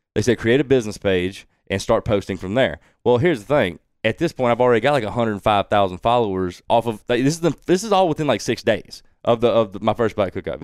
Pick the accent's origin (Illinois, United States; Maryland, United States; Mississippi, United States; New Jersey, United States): Mississippi, United States; Woolmarket; growing up in Wool Market